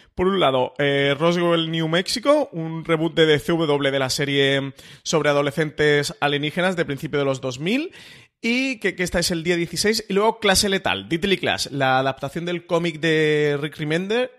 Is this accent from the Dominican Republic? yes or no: no; Mediterranean coast, Spain; Somos gente del Mediterráneo